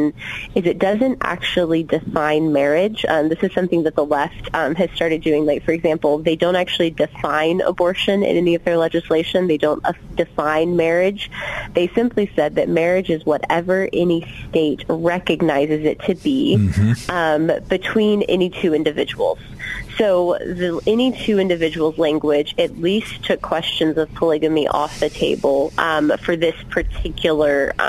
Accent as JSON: {"language": "English", "region": "Georgia", "country": "United States", "tie": "born or raised there", "moved": "yes", "said": "I was born and raised in Georgia"}